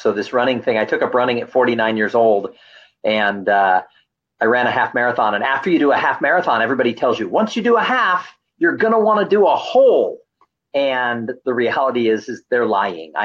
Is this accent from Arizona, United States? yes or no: no; Southern California, United States; I'm from Southern California